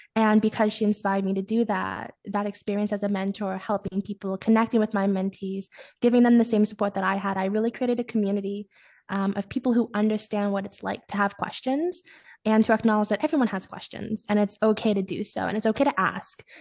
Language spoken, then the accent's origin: English; Ottawa, Ontario, Canada; moved away as an adult; now in Kingston, Canada; I'm from Ottawa